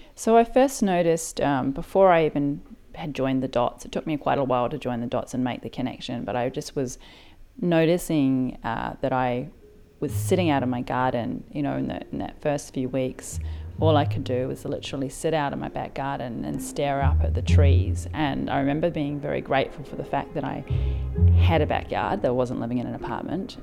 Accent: New Zealand; now in Sydney, Australia; I live in Sydney, Australia, but I'm originally from New Zealand.

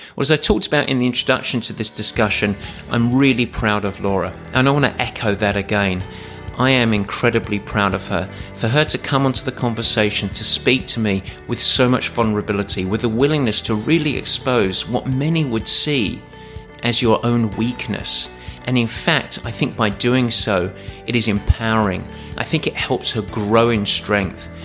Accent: Essex, East of England, United Kingdom; I was from Essex

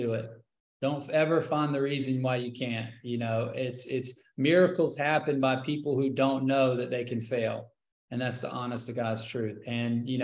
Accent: South Carolina, United States; also born or lived in Hollywood; now in Los Angeles, United States; I come from South Carolina

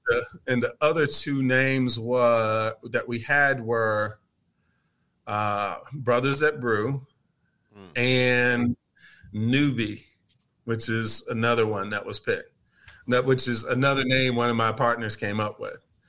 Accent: Tuskegee, Alabama, United States; moved away as an adult; also born or lived in Boston, Massachusetts; now in Atlanta, United States; I grew up in Tuskegee, Alabama

